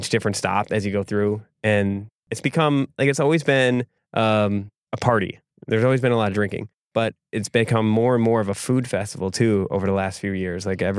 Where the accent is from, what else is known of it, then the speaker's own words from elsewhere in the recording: Egg Harbor, Wisconsin, United States; but I grew up in Egg Harbor